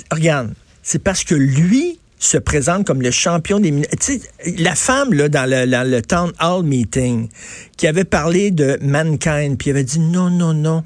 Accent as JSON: {"language": "French", "town": "Montreal", "region": "Quebec", "country": "Canada", "said": "je viens de Verdun"}